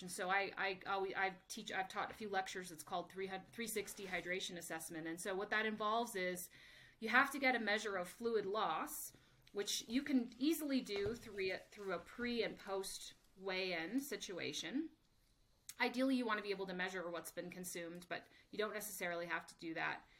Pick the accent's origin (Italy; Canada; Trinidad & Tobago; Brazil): Canada; moved away as an adult; also born or lived in United States; I'm originally from Canada, so spent five years working in the Canadian Olympic system